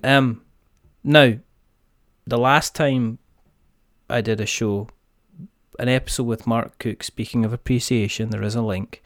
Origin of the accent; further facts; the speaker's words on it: Scotland, United Kingdom; I'm Scottish